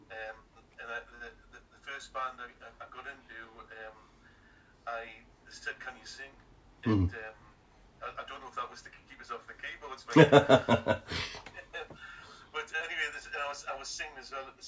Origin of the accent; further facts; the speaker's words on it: Gateshead, North East England, United Kingdom; I was brought up in Bensham in Gateshead